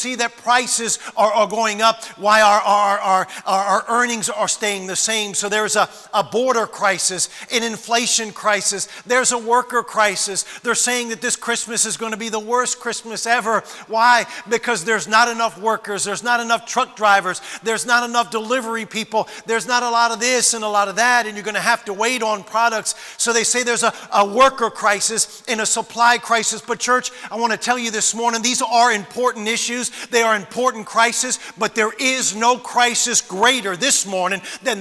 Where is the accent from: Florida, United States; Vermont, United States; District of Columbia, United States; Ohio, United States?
District of Columbia, United States; Washington; I was born in Washington, D.C. I was a bus kid when I was 6, 7 years old